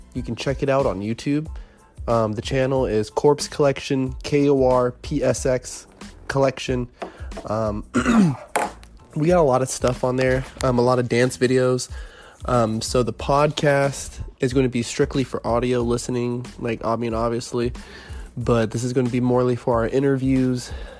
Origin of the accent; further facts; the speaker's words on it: Fairfax, Virginia, United States; born there; also born or lived in North Carolina / California; I was born in Fairfax, Virginia, you know, moved around, landed in North Carolina for some time, pretty much from 2001 all the way up to 2009. In 2009, I moved to California so I could start dancing.